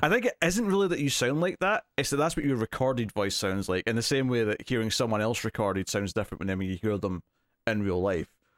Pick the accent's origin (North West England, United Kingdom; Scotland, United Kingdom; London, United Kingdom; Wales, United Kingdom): Scotland, United Kingdom